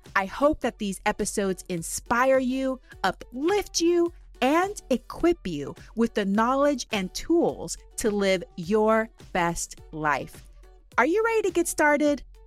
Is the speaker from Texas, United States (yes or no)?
yes; Huntsville, Texas, United States; now in Washington State, United States; I grew up in Huntsville, Texas